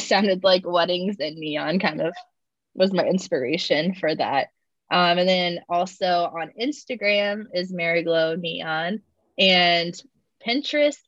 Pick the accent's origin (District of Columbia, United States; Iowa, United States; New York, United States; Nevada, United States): Iowa, United States; Cedar Rapids; moved away as an adult; now in Kansas City, United States; I'm originally from Iowa, from Cedar Rapids